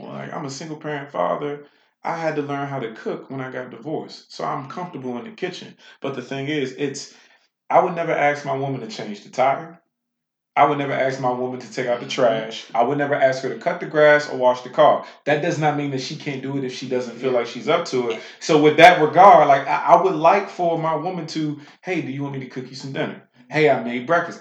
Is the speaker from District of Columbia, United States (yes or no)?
yes; Washington, District of Columbia, United States; a man born and raised in Washington, D.C.